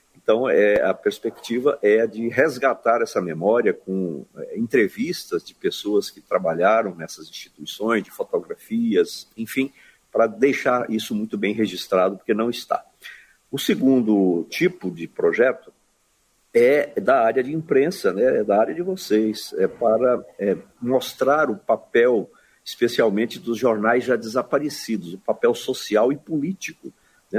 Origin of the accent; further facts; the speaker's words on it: Goiás, Brazil; eu estou na cidade de Goiás, que é a minha cidade natal